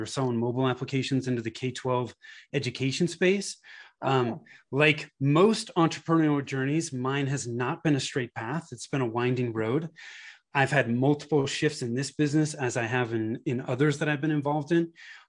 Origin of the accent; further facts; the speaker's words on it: California, United States; moved away as an adult; now in Denver, United States; I grew up in Northern California in the Bay Area. My wife and I moved to the Denver area in 2008, been here ever since.